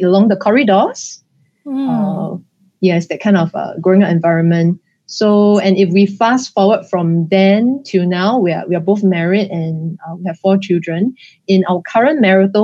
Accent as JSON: {"language": "English", "country": "Singapore", "tie": "born or raised there", "said": "I was born here"}